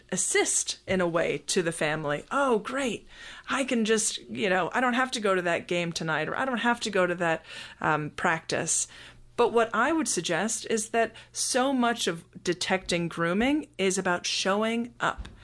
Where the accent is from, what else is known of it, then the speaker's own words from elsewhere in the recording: Scotland, United Kingdom; also born or lived in United States; now in Atlanta, United States; I was born in Scotland and was raised there until we moved to the United States